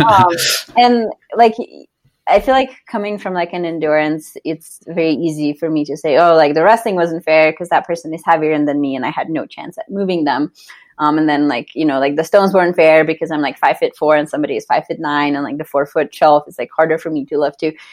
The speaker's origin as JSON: {"language": "English", "country": "Slovenia", "tie": "born or raised there", "moved": "as an adult", "lives_now": "Denver, United States", "said": "I grew up in Slovenia and I was on the Slovenian gymnastics team"}